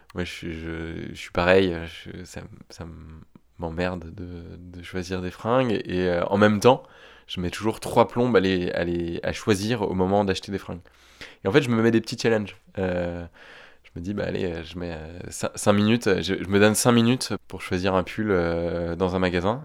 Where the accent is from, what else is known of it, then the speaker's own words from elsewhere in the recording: Picardy, Hauts-de-France, France; now in Paris, France; J'ai 30 ans et j'habite à Paris. Euh, à la base, je viens de Picardie.